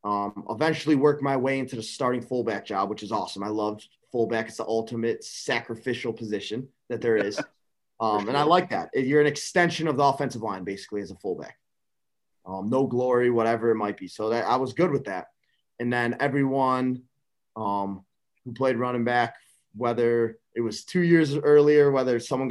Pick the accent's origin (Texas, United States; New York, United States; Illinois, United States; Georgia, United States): Illinois, United States; Buffalo Grove; I grew up in Buffalo Grove, Illinois, which is a suburb of Chicago. If you want to call it that, it's about 35 minutes northwest of Chicago.